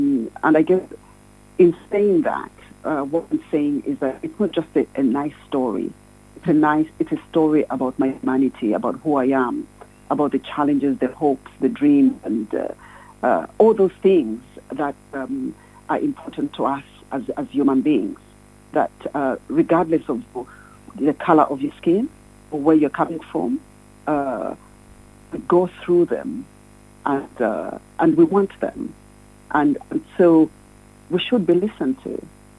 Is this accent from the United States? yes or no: no; Zambia; I'm from Zambia.